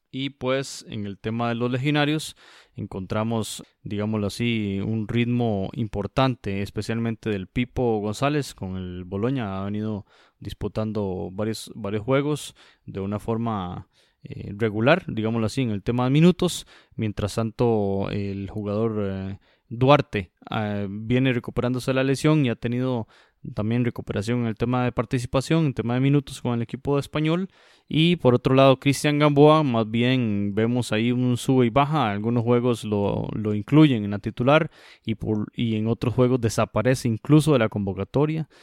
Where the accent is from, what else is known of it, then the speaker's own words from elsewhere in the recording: Costa Rica; como costarricense lo digo